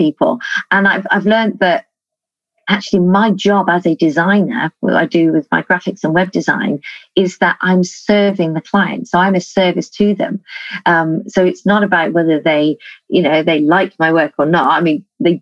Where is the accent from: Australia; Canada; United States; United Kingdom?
United Kingdom; We're quite British